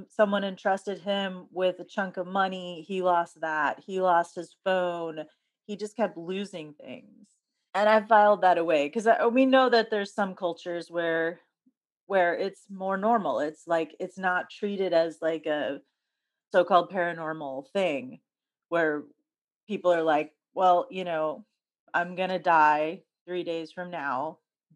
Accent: Houston, Texas, United States; moved away; also born or lived in New York; I grew up with hurricanes, like every season. We lived right on the bayou in Houston

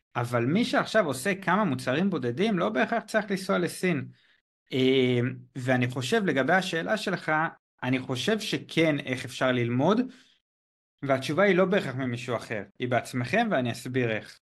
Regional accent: Israel; moved away as an adult; also born or lived in China; אני באזור גיל 23, 23 וחצי, אני לא זוכר בדיוק מתי, עזבתי את הארץ

